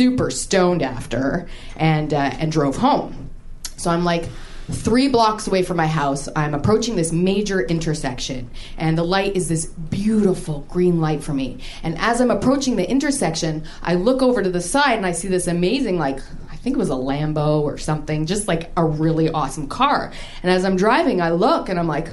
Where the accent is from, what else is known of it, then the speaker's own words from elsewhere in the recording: Canada; I'm Canadian